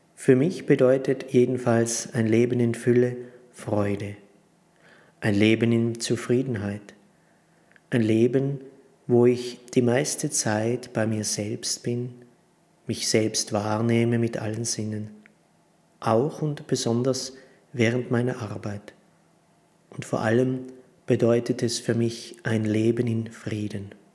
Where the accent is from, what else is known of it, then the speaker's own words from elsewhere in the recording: Prutz, Tyrol, Austria; also born or lived in Stams, Tyrol; ich bin in Brutz im Tiroler Oberland geboren und hier in der Abtei Stamms Zisterzienser